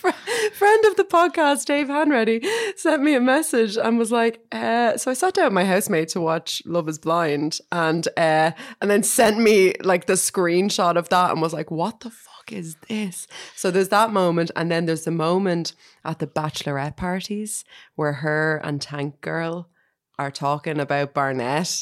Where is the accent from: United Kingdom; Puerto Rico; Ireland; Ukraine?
Ireland; as an Irish person